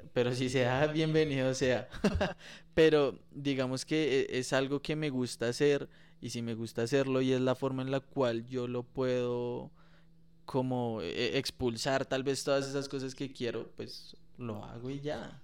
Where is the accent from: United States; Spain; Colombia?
Colombia; como colombiano